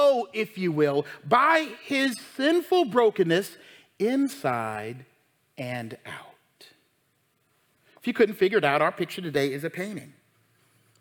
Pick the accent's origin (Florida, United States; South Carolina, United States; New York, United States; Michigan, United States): South Carolina, United States; I'm from South Carolina.